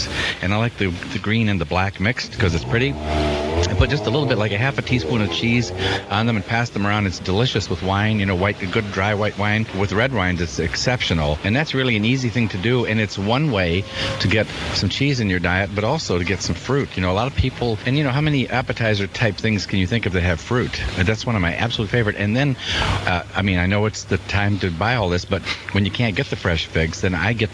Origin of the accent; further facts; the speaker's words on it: United States; I'm American